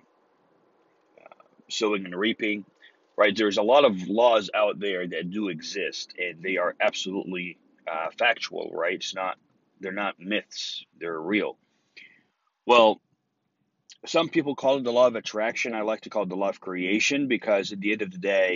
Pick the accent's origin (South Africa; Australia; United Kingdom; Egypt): Egypt; English is a second language; now in Texas, United States; me watching Texas Walker Ranger in Egypt back when I was 14 years old